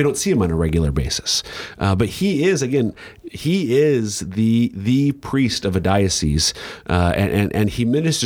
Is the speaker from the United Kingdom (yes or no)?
no; Minnesota, United States; moved away; Minnesota? My home state.